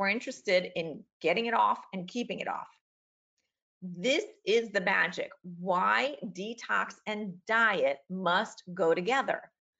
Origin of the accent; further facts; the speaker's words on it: Queens, New York, United States; born there; oh yeah, I remember I was born in Queens, New York